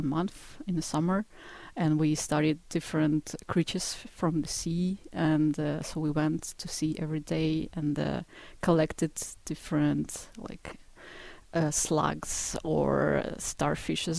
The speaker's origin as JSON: {"language": "English", "town": "Izhevsk", "region": "Udmurtia", "country": "Russia", "tie": "born or raised there", "moved": "yes", "said": "I was born in the middle of Russia. It's a place called Ijevsk and it's a city close to Ural Mountains"}